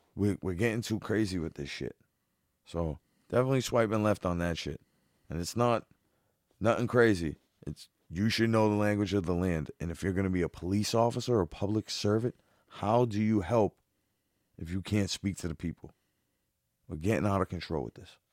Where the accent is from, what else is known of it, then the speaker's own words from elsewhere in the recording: Boston, Massachusetts, United States; I'm from Boston